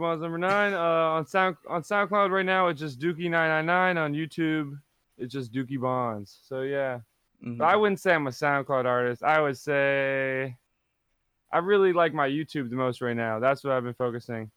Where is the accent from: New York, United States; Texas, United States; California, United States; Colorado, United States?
New York, United States; New York City; I'm in my parents' house right now. I'm in Dyckman, New York, in Manhattan